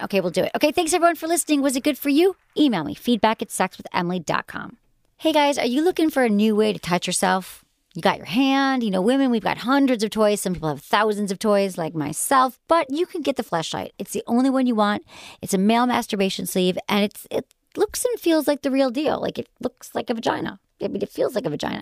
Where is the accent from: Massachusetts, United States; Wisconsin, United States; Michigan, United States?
Michigan, United States; accent: Michigan; my Michigan accent